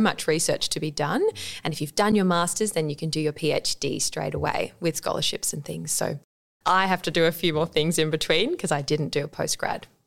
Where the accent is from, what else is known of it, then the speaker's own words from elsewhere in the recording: Adelaide, South Australia, Australia; I'm from Adelaide. So, I was at Adelaide High School and I had a really great five years there